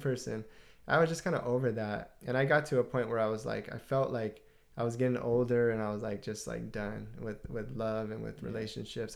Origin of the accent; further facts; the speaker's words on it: Southern California, United States; we're Southern California, uh, born and raised and uh, not far from Los Angeles